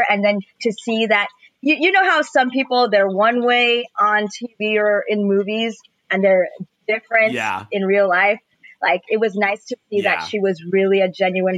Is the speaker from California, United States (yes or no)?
yes; Los Angeles, California, United States; I'm from Eagle Rock.